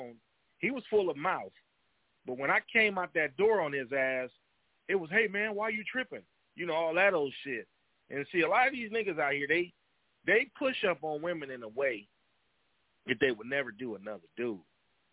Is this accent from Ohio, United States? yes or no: no; Los Angeles, California, United States; I was born in Watts, California